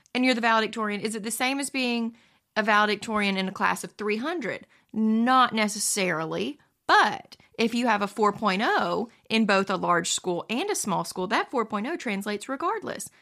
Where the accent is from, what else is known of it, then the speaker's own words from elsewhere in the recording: the South, United States; we're from the South